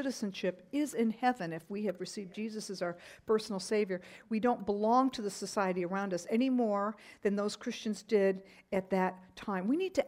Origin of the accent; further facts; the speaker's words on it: Japan; when I was growing up, I grew up in Japan on the mission field with my parents, and we loved the Japanese culture.